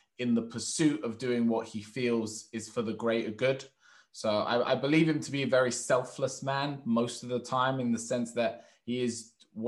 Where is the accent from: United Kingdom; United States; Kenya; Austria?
United Kingdom; London; I'm very much in London, where it's very diverse where I am. Like my school that I went to, I was the odd one out as the white guy. So it was, I was raised in actually a more black community in terms of my local area. My family's Turkish